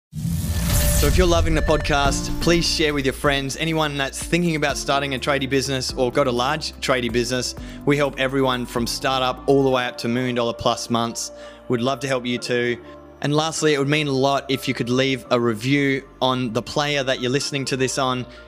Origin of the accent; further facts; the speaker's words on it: Australia; I was brought up in Australia